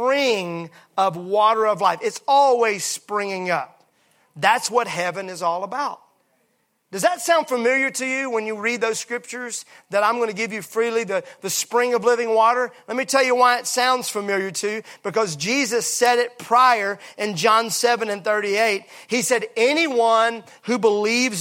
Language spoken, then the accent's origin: English; Mississippi, United States; I'm from Mississippi.